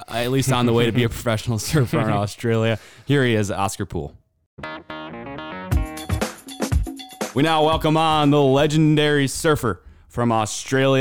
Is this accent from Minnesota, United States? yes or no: yes; Minnesota, United States; I'm a Minnesotan. I was born in the cold. I was, you know, whatever. Born and raised in the cold